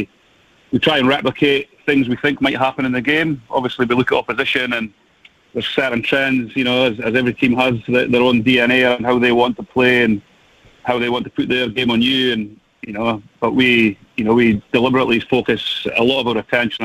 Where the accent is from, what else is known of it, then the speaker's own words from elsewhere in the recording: Scotland, United Kingdom; as a Scotsman